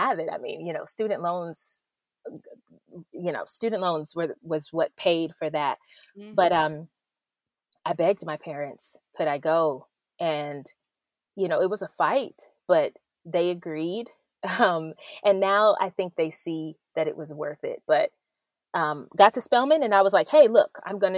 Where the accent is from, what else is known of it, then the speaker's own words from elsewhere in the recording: Clayton County, Georgia, United States; I grew up in Clayton County in Georgia